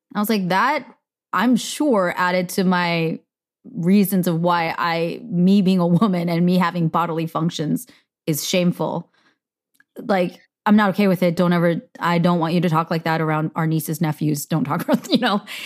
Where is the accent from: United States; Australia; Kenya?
United States; I am Korean American